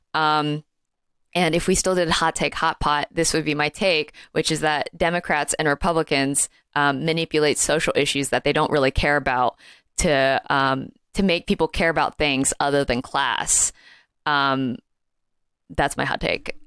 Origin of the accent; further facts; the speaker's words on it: Alabama, United States; I am from Alabama